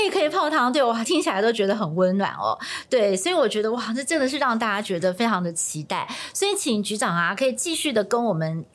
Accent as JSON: {"language": "Chinese", "region": "Taipei", "country": "Taiwan", "tie": "born or raised there", "said": "我是台北人哦，是。我从小就在台北长大，就是在台北待了四十几年"}